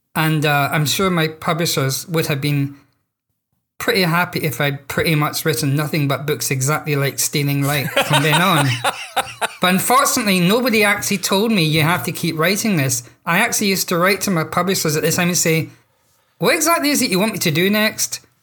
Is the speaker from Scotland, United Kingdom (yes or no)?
yes; Scotland, United Kingdom; I'm Scottish, therefore I'm a British writer